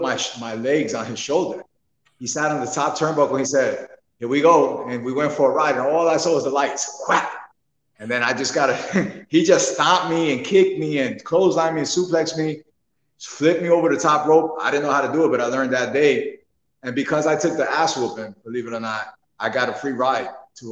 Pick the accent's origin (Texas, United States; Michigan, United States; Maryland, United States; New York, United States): New York, United States; New York City; moved away; I'm from New York. Actually, I'm from Brooklyn, New York